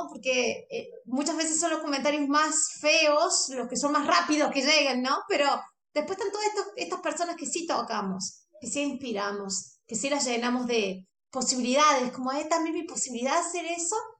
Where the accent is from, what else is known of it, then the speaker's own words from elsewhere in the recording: Argentina; yo soy argentina